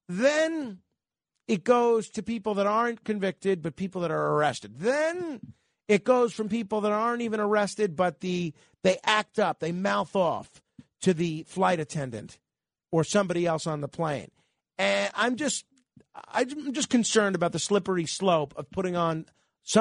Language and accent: English; New York City, New York, United States; born or raised there